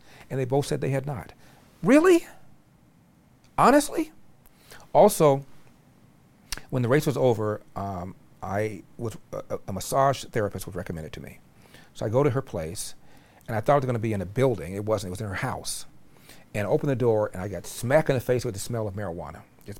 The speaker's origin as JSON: {"language": "English", "town": "Los Angeles", "region": "California", "country": "United States", "tie": "born there", "said": "I'm an American who is black. This African-American whole thing is divisive. I was born in Los Angeles."}